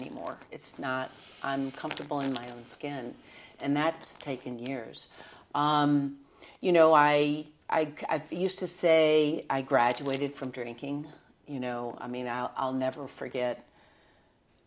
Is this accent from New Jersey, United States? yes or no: no; Nashville, Tennessee, United States; moved away; also born or lived in New York; I was born and raised in Nashville